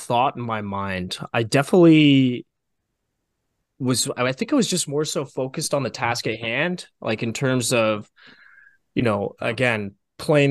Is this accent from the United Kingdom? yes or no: no; Canada; not being able to work in the States, but as a Canadian